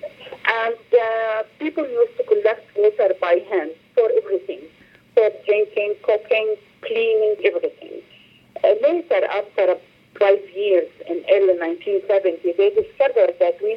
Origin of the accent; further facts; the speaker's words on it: Beirut, Mount Lebanon, Lebanon; I was born in Burj al Barajni camp